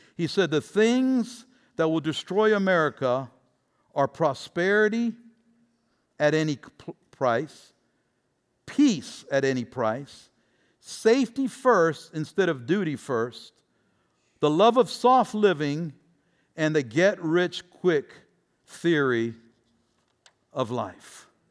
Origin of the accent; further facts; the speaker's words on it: Tampa, Florida, United States; my hometown team, the Buccaneers